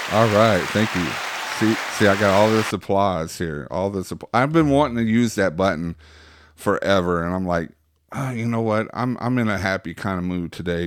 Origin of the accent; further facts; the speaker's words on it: Waxahachie, Texas, United States; where I'm from, Waxahachie